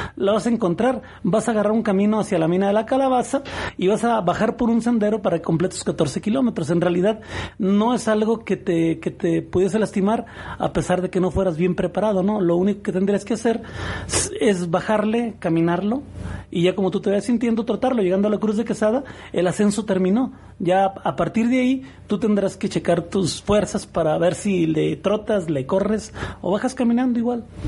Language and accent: Spanish; Etzatlán, Jalisco, Mexico; vengo de Exatlán, oriundo de Exatlán